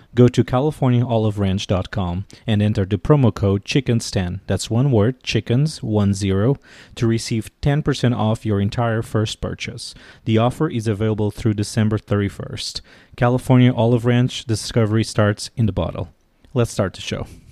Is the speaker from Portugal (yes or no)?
yes; Portugal; moved away as an adult; now in Washington, D.C., United States; I'm originally from Portugal, and I've been living in Washington, D.C. for the last nine years